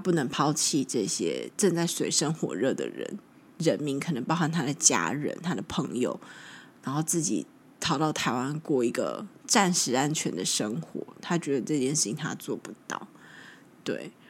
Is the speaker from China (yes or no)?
yes; China; 我是大陆人，中国人。